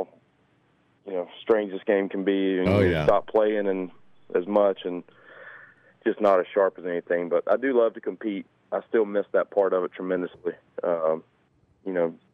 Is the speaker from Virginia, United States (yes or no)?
no; Claxton, Georgia, United States; I was 15, 16. I was still from Claxton, but I never played any courses outside the local area. You know, the Metter, Claxton